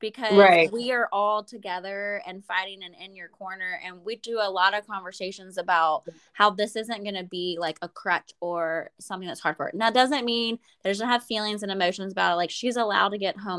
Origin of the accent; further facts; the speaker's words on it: Little Mountain, South Carolina, United States; I'm from Little Mountain, South Carolina